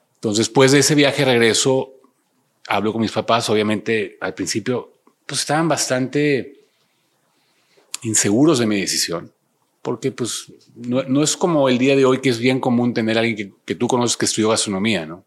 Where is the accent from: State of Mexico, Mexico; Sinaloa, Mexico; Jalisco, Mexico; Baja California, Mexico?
Baja California, Mexico; Ensenada; moved away; also born or lived in Monterrey; Yo soy de Ensenada, Ensenada, Baja California